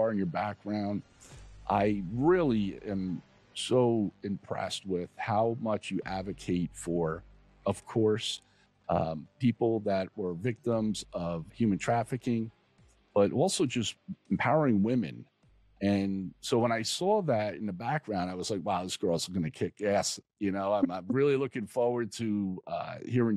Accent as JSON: {"language": "English", "region": "New Jersey", "country": "United States", "said": "I'm from Jersey"}